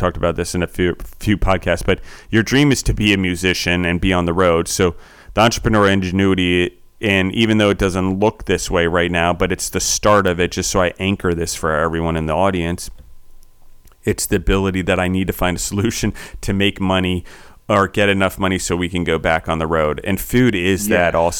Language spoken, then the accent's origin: English; Maryland, United States; accent: Maryland; also born or lived in Pennsylvania; I was born in Pennsylvania, moved when I was four to Maryland. So I have like this weird Maryland A, and then I bounced all over the world and picked up weird other parts of accents.